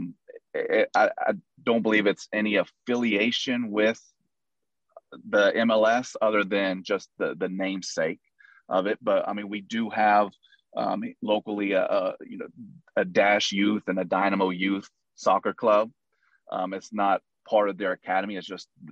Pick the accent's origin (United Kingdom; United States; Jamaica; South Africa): United States; Houston, Texas; also born or lived in Hawaii; I was born and raised in Houston. I lived all through, you know, till I was 19 in the Houston area